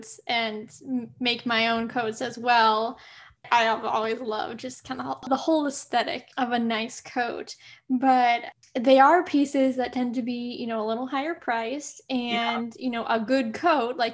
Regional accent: Rockford, Illinois, United States; I grew up in Rockford, Illinois

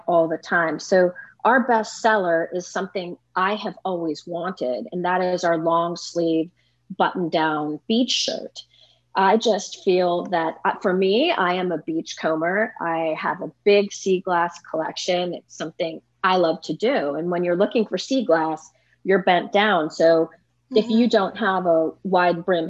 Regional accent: San Francisco Bay Area, California, United States; moved away as an adult; also born or lived in Santa Barbara / Santa Monica; now in Minnesota, United States; I grew up in the San Francisco Bay Area and migrated south

